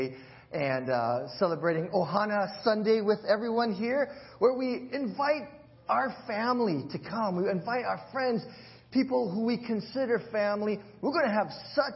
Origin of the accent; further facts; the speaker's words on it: Hawaii, United States; moved away; I'll throw in a lot of pigeon and how we speak in Hawaii.